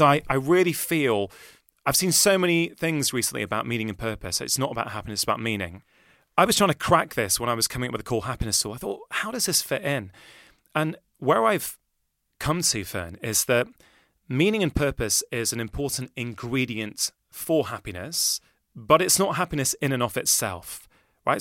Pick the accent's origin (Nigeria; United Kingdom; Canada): United Kingdom; Manchester, North West England; I grew up in Manchester.